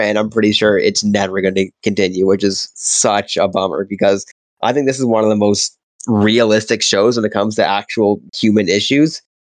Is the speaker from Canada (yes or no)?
yes; Canada; growing up in Canada, being a white kid, it's all hockey